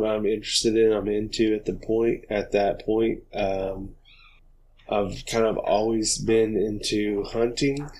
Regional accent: Oklahoma, United States; also born or lived in South Carolina; we're from Oklahoma, me and Preston both. I grew up here.

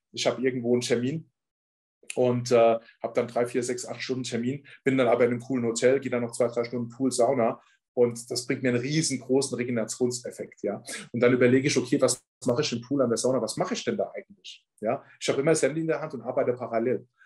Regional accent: Ramstein-Miesenbach, Rhineland-Palatinate, Germany; now in Munich, Germany; ich komme ja wie gesagt aus Rammstein.

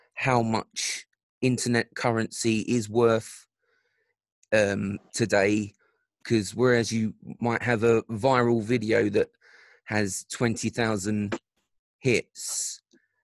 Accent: London, United Kingdom; I grew up in South London

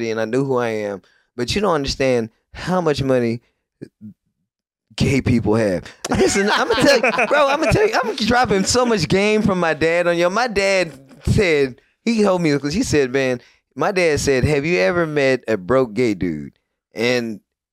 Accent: Little Rock, Arkansas, United States; I'm from Little Rock

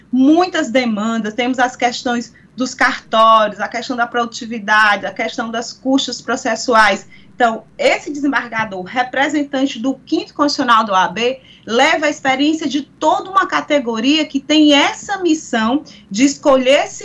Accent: Piauí, Brazil; representando sempre os meus pares e de onde vim e a advocacia do estado do Piauí.

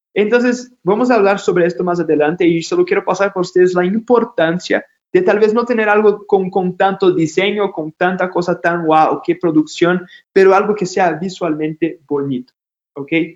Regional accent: Brazil; Spanish is a second language; now in Ecuador; yo soy de Brasil, ya se dieron cuenta por mi acento

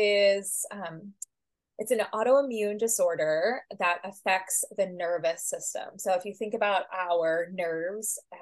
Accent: St. Louis, Missouri, United States; moved away as an adult; also born or lived in Kansas City; now in St. Paul, United States; I grew up in St. Louis.

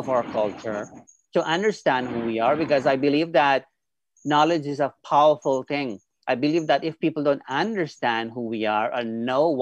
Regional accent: Guyana; now in Canada; I was born and raised in Guyana, South America, and now I live here in Canada.

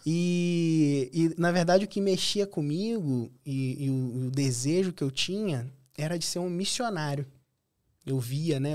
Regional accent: Cabo Frio, Rio de Janeiro, Brazil; Sou de Cabo Frio, Rio de Janeiro. Nascido e criado lá, hoje escolhi permanecer

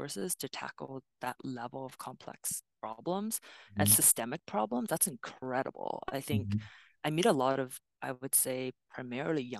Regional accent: Vancouver, British Columbia, Canada; I grew up in East Van, and I have so much pride about East

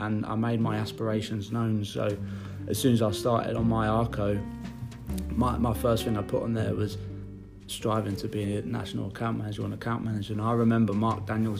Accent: London, United Kingdom; moved away as an adult; now in Hull, United Kingdom; I'm originally from London

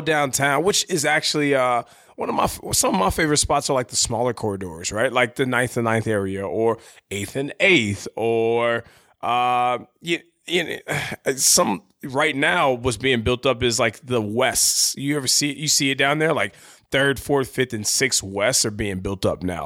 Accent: San Diego, California, United States; moved away; I call my hometown, San Diego

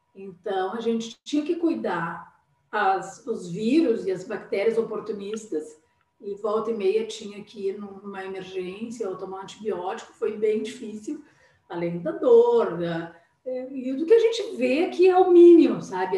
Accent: Porto Alegre, Rio Grande do Sul, Brazil; also born or lived in Pelotas; Eu sou aqui de Porto Alegre, né? Mas eu fui estudar em Pelotas e fiquei lá e me casei lá e estava morando lá

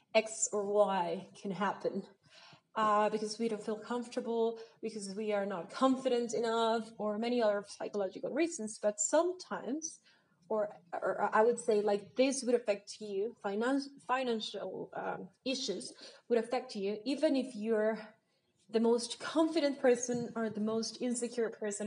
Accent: Mexico; I'm from Mexico

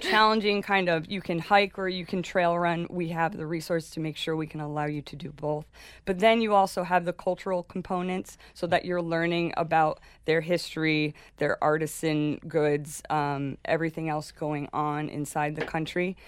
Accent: Rhinebeck, New York, United States; moved away as an adult; also born or lived in Darien, Panama; I grew up in Rhinebeck, New York

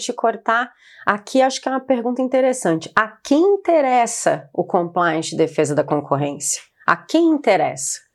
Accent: Florianópolis, Santa Catarina, Brazil; eu venho de Floripa

